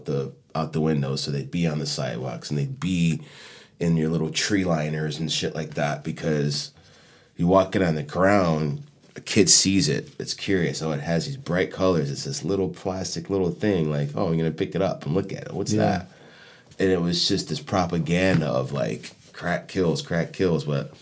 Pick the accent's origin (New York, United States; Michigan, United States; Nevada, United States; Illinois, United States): New York, United States; moved away; also born or lived in Chicago / Miami / Fort Lauderdale; growing up in New York in the mid-80s to going into the late 80s